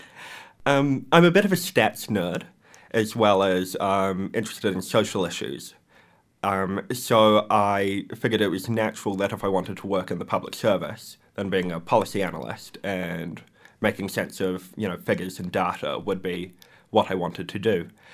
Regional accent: Wellington, New Zealand; I'm a local. I grew up in Thorndon and now I reside in Mount Vic.

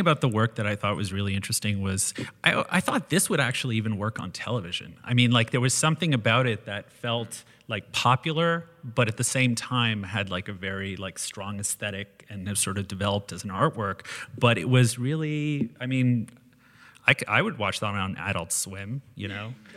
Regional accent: Canada; being Canadian

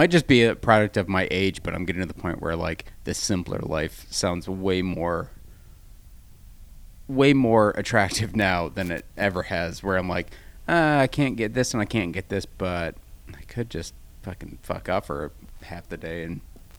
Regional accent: Midwest, United States; like open my eyes like an idiot because I'm from the Midwest

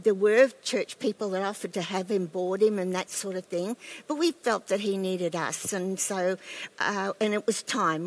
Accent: Ipswich, Queensland, Australia; I grew up in the Baptist church in Silkstone in, near Ipswich

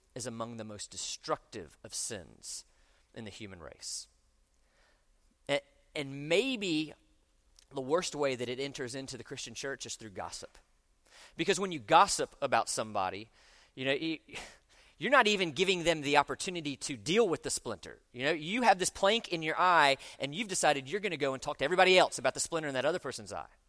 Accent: Orlando, Florida, United States; moved away; I grew up in Orlando

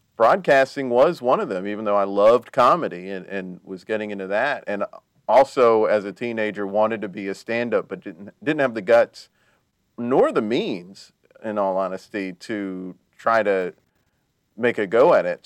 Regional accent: South Carolina, United States; I'm from South Carolina and North Carolina. Yeah. But I mostly lived in South Carolina

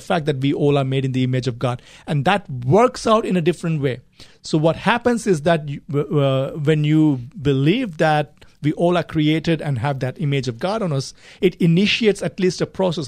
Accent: India; moved away as an adult; also born or lived in Gulf countries / United Kingdom; I grew up in India, traveled quite a bit. I lived in the Gulf countries for some time and then moved to, uh, the U K for higher studies.

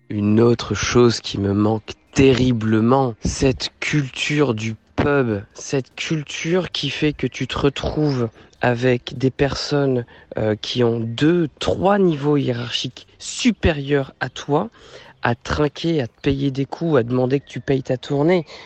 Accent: Normandy, France; moved away as an adult; also born or lived in Shenyang, China; je suis revenu en Normandie parce que ma terre natale me manquait

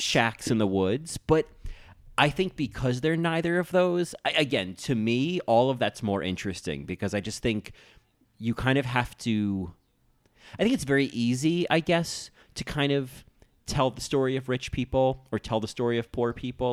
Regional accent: New Jersey, United States; now in New York, United States; I grew up in New Jersey

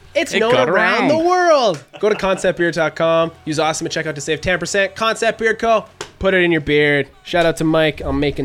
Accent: Canada; I'm from Canada.

